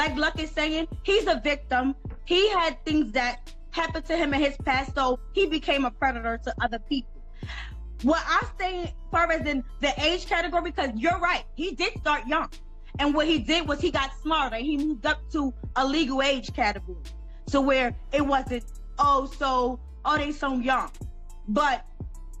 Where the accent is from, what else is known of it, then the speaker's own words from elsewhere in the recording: New York City, New York, United States; also born or lived in the Bronx; I'm actually from Brooklyn, New York